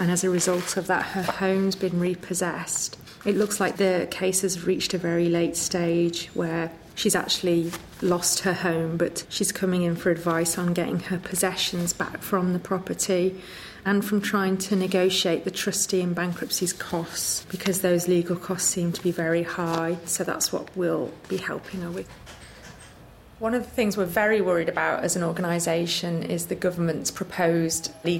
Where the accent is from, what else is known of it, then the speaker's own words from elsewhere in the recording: Liverpool, North West England, United Kingdom; also born or lived in Sheffield / London; I'm from Liverpool